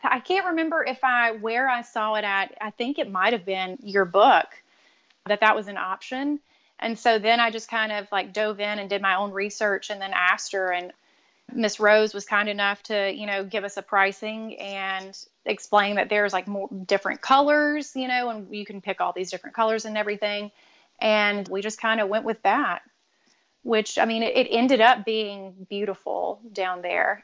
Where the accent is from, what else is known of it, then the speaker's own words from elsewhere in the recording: Louisiana, United States; we're both from Louisiana